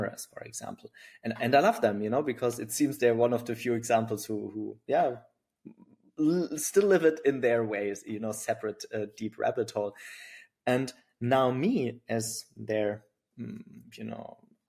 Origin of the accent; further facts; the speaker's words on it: Germany; accent: German; English is a second language; now in Berlin, Germany; my German accent